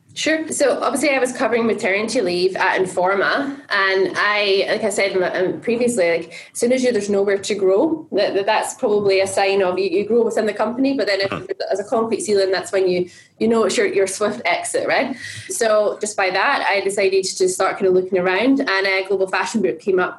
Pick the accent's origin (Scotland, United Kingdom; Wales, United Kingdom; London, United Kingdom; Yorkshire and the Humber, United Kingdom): Scotland, United Kingdom; I'm Scottish, right? So it's in my blood.